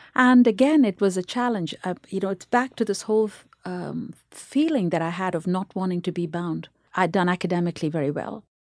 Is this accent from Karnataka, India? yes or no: no; Chennai, Tamil Nadu, India; moved away; in India, where we grew up in Chennai, there were just two radio stations